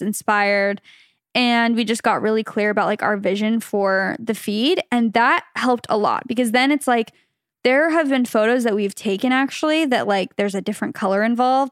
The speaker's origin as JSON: {"language": "English", "town": "Phoenix", "region": "Arizona", "country": "United States", "tie": "born or raised there", "moved": "as an adult", "lives_now": "California, United States", "said": "we're from Phoenix, Arizona, originally. We met in high school"}